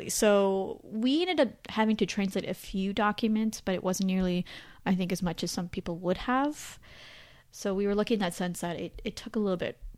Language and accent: English; Canada; I call myself Canadian